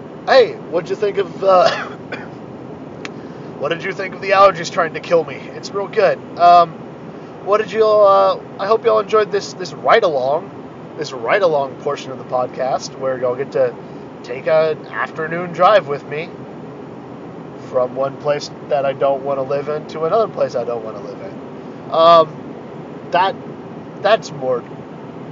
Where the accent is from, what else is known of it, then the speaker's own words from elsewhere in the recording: United States; I'm a white cis hetero American dude